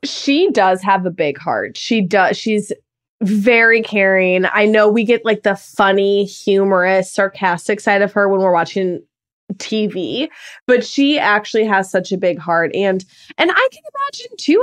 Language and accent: English; Midwest, United States